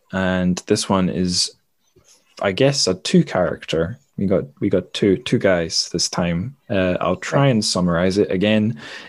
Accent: Dundee, Scotland, United Kingdom; also born or lived in Manchester; So I'm from Dundee. That's where I am now on the east coast. So we are the sunniest city in Scotland.

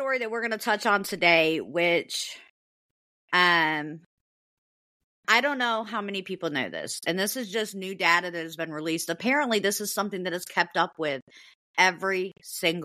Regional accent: United States; I'm an American.

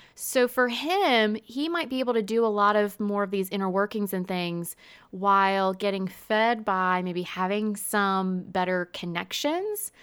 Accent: United States; we are American

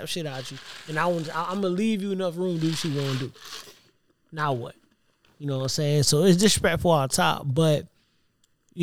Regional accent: Savannah, Georgia, United States; I'm from Savannah

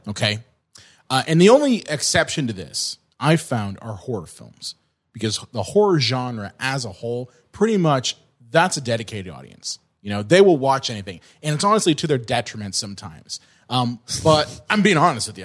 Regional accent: California, United States; moved away; I grew up in California.

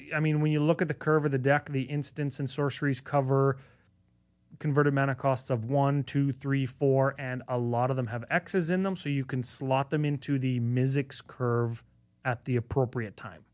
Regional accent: Canada; despite being Canadian

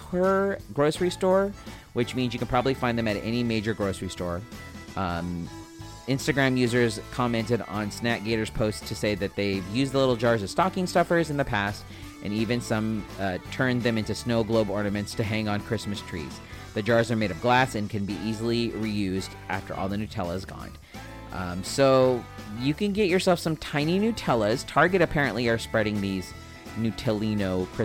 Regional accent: Spring Valley, United States; I'm just some kid from Spring Valley who grew up here

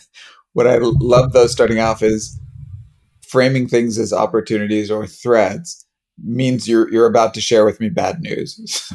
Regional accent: United States; I'm the cheerful American.

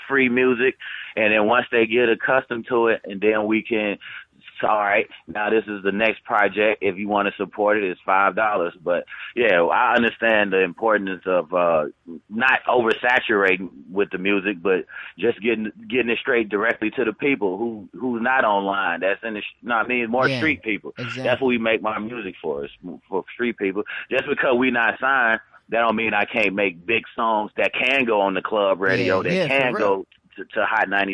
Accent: Memphis, Tennessee, United States; moved away as an adult; now in Las Vegas, United States; I'm originally from Memphis, Tennessee, Frazier to be exact, / South Memphis.

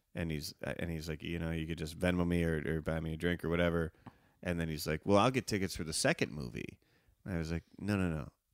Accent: Evanston, Illinois, United States; I grew up in Evanston

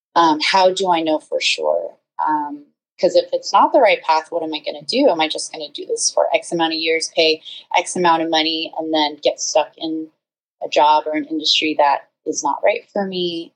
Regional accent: San Francisco Bay Area, California, United States; now in Los Angeles, United States; I live in the LA area, but I'm originally from the San Francisco Bay Area

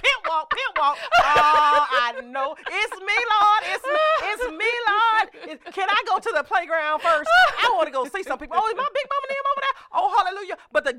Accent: Louisiana, United States; Y'all know I'm from Louisiana.

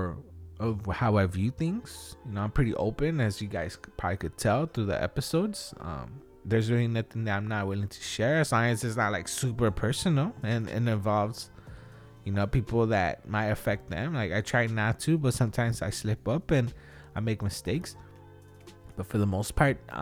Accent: Wilmington, United States; we're from Wilmington

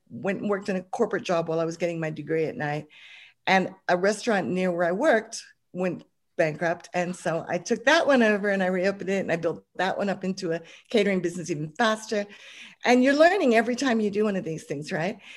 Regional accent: Hong Kong; I started off just uh, growing up, growing up in Hong Kong, funnily enough, I lived overseas. My dad got a job over there

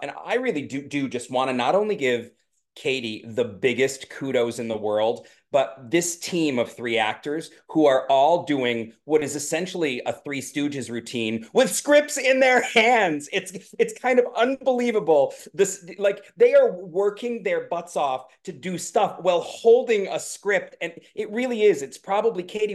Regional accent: the Berkshires, Massachusetts, United States; I grew up in the Berkshires

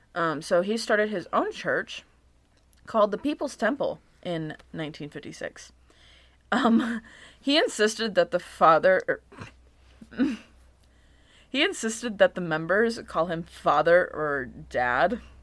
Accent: Michigan, United States; I was Born and raised in Michigan

